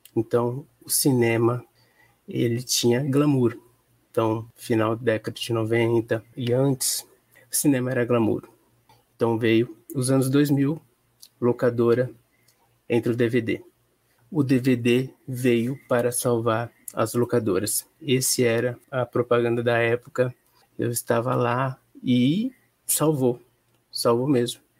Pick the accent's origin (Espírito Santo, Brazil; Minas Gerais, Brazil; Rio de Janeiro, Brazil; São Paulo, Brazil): São Paulo, Brazil; Penápolis; Sou do interior de São Paulo, Penápolis, uma cidade que sofre com a distribuição do cinema nacional.